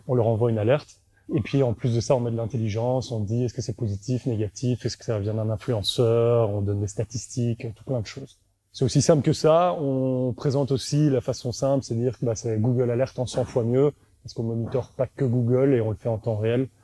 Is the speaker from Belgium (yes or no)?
yes; Brussels, Brussels-Capital Region, Belgium; accent: Belgian; je suis bruxellois